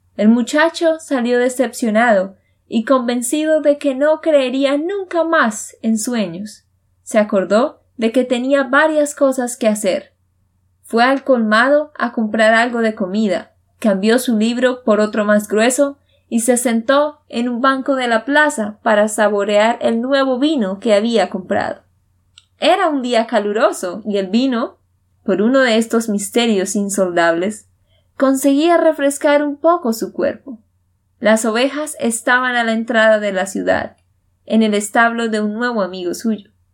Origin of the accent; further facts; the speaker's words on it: Santander, Colombia; de Santander, Colombia